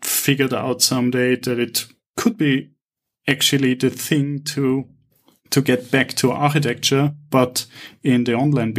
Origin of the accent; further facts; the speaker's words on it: Vienna, Austria; moved away as an adult; now in Cyprus; I'm initially from Vienna.